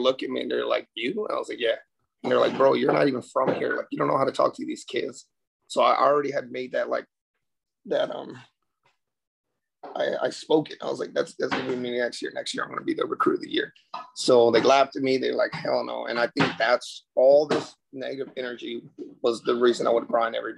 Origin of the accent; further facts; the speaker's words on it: San Antonio, Texas, United States; moved away as an adult; also born or lived in New York; San Antonio, Texas, back to my hometown